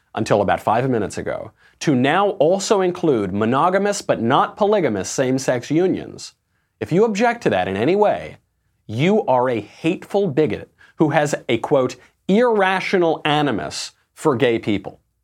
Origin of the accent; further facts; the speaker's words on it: Bedford Hills, New York, United States; also born or lived in Sheepshead Bay, Brooklyn / New England; I grew up in Bedford Hills